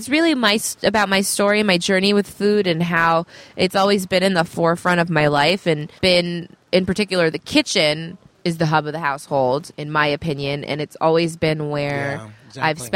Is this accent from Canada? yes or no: yes; Canada; now in Northern California, United States; I'm Canadian born